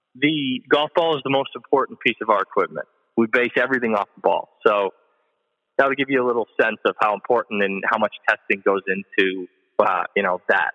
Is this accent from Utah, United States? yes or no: no; Vermont, United States; I grew up in Vermont